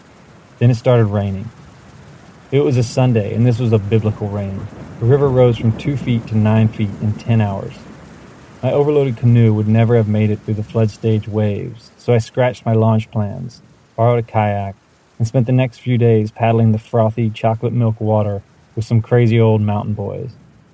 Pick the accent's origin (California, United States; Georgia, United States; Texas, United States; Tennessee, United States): Georgia, United States; Atlanta; born there; moved away as an adult; now in Seattle, United States; I am a Southerner, born in Atlanta, Georgia. I don't know if you can tell. A lot of people say I don't have a Southern accent.